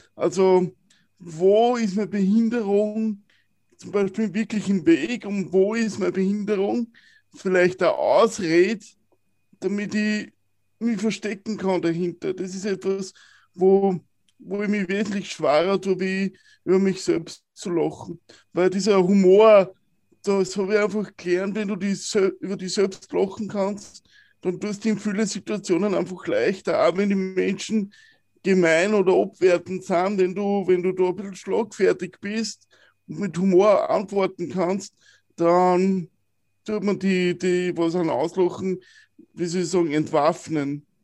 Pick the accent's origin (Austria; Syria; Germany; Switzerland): Austria; Wiener Neustadt, Lower Austria; Ich bin in der Waldschule in Wiener Neustadt aufgewachsen